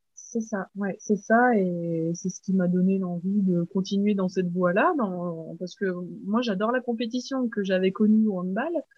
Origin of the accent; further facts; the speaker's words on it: Haut-Doubs, Bourgogne-Franche-Comté, France; je suis euh, originaire de Franche-Comté, donc c'est euh, une région dans l'est de la France, et plus précisément du Haut-Doubs